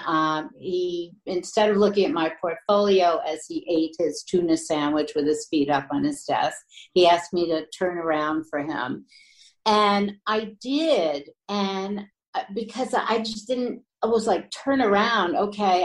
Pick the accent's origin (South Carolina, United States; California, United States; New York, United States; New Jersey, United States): New York, United States; I was born and raised in New York